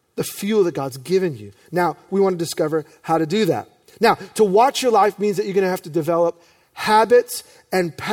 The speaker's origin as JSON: {"language": "English", "region": "New York", "country": "United States", "tie": "born or raised there", "said": "I'm grateful for my youth pastors, John and Nancy, growing up in New York"}